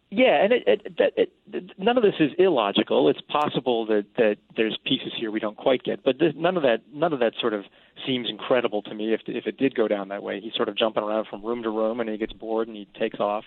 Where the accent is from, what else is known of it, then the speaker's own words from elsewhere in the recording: South Shore of Boston, Massachusetts, United States; moved away; I'm from the South Shore of Boston, Massachusetts